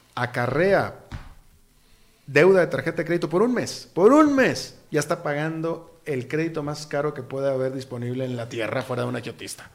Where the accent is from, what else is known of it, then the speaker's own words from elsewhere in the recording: Costa Rica; ni como tico